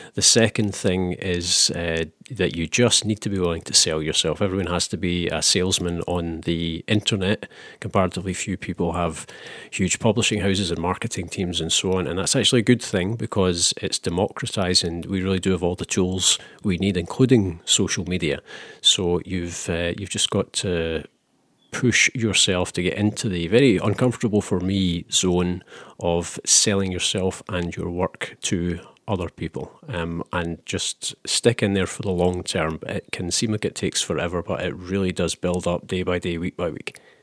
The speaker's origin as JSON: {"language": "English", "region": "Scotland", "country": "United Kingdom", "said": "I'm from Scotland"}